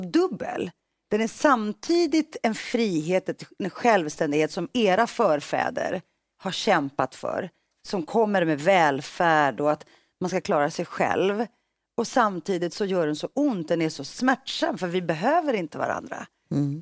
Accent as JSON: {"language": "Swedish", "town": "Stockholm", "region": "Stockholm County", "country": "Sweden", "tie": "born or raised there", "also_born_or_lived": "Greece", "said": "Jag växte upp i Rinkeby, så det tog många år innan jag fick svenska kompisar."}